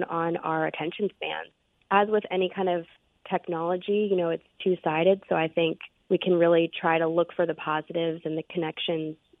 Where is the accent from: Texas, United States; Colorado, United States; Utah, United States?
Colorado, United States; now in Mississippi, United States; I'm from Colorado originally.